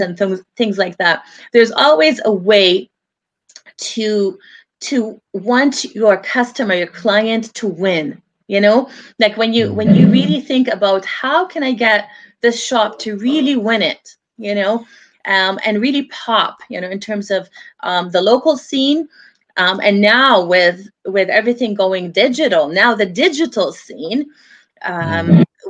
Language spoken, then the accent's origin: English; Vancouver, British Columbia, Canada; also born or lived in Lebanon; I grew up here in Vancouver. It has been my home all my life